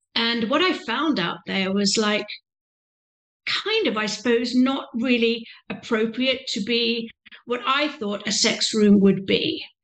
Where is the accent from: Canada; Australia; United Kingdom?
United Kingdom; England; moved away; I'm a British lady, young lady, you know, privately educated